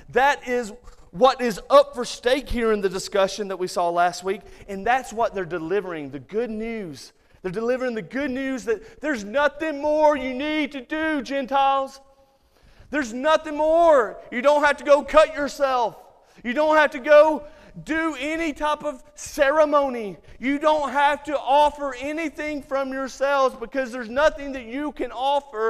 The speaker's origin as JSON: {"language": "English", "town": "Muscle Shoals", "region": "Alabama", "country": "United States", "tie": "born or raised there", "moved": "yes", "said": "Growing up in the South"}